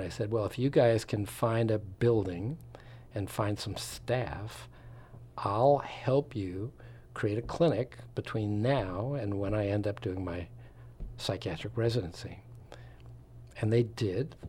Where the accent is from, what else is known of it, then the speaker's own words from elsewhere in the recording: Long Island, suburbs of New York City, United States; moved away as an adult; also born or lived in Florida / Wisconsin / Philadelphia / West Coast; I'm from the East Coast, um, outskirts of New York City and ultimately New York